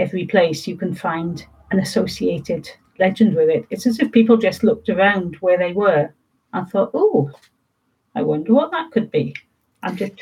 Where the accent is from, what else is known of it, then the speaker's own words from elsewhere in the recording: Wales, United Kingdom; as people started identifying me as a Welsh writer, I started feeling more Welsh